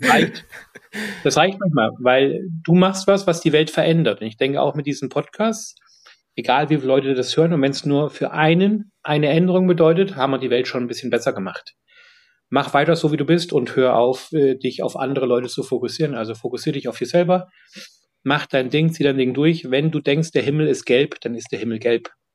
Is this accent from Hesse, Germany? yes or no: yes; Fulda, Hesse, Germany; also born or lived in Munich, Germany; now in London, United Kingdom; in Fulda, wo ich herkomme, beziehungsweise auch in München